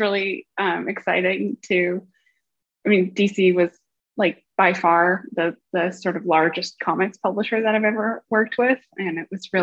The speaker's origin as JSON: {"language": "English", "town": "Vancouver", "region": "British Columbia", "country": "Canada", "tie": "born or raised there", "moved": "as an adult", "lives_now": "Washington, United States", "said": "I grew up in Vancouver, Canada"}